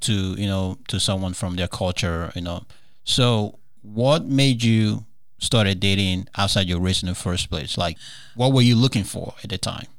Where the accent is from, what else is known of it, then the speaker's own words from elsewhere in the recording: Nigeria; moved away; growing up in Nigeria